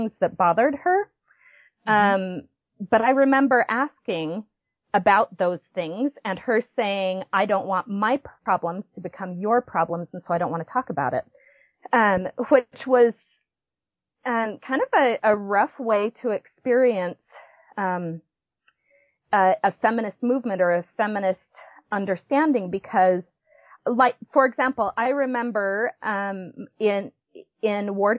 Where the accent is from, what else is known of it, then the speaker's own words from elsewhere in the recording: Provo, Utah, United States; I was born in Provo, Utah, and have spent most of my life in Utah County.